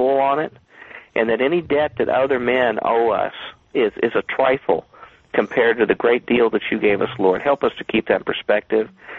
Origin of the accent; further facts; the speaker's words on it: Kentucky, United States; I'm from Kentucky, and how we pronounce your show is Arn Show